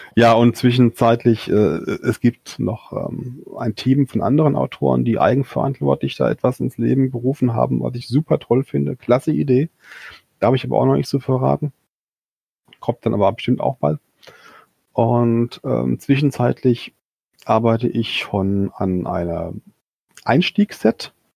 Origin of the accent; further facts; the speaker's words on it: Limburg an der Lahn, Hesse, Germany; ist ja irgendwo meine Heimatstadt ist